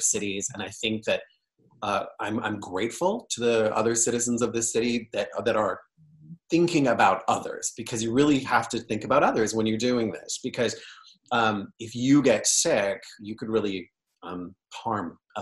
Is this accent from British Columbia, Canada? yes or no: no; Niagara, Ontario, Canada; moved away as an adult; also born or lived in London, Ontario; now in San Francisco, United States; I'm Canadian by birth